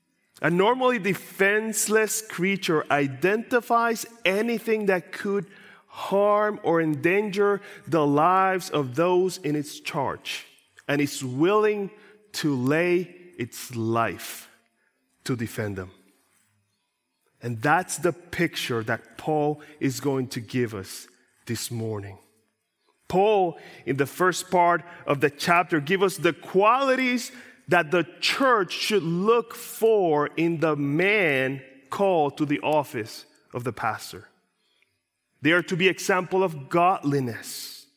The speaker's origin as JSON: {"language": "English", "country": "Puerto Rico", "tie": "born or raised there", "said": "I grew up in Puerto Rico, in a countryside of Puerto Rico. And where I grew up, we had lots of animals."}